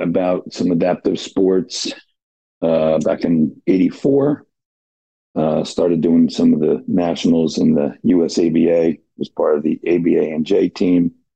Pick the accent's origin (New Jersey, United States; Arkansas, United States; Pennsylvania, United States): New Jersey, United States; now in St. Augustine, United States; I grew up in Jersey